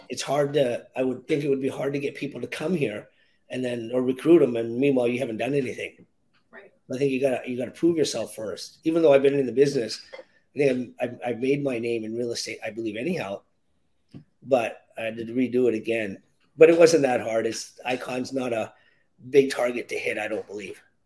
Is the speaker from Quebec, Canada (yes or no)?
no; Victoria, British Columbia, Canada; also born or lived in Williams Lake, British Columbia; I was uh, born and raised in Victoria, BC, in Canada